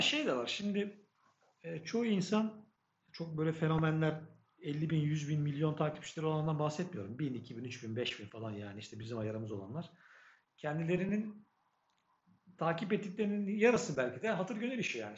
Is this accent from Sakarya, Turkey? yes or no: yes; Adapazarı, Sakarya, Turkey; ben kaç yıllık Adapazarılıyım